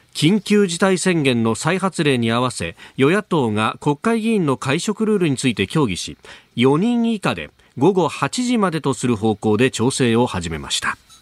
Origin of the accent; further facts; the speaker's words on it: Kanagawa, Japan; 私神奈川県民なんで